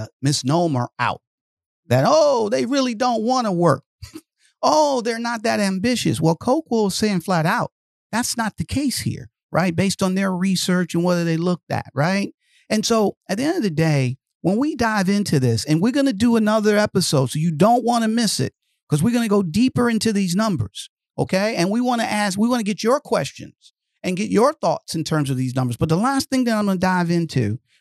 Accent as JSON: {"language": "English", "town": "Detroit", "region": "Michigan", "country": "United States", "tie": "born or raised there", "said": "I grew up in Detroit, Michigan"}